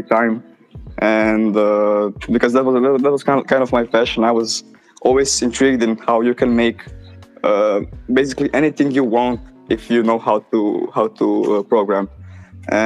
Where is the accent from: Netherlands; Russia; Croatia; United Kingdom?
Croatia; I'm from Croatia